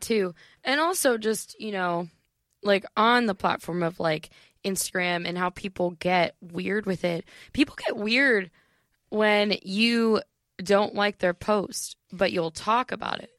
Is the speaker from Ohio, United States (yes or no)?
yes; an hour south of Cleveland, Northeastern Ohio, United States; I am from Ohio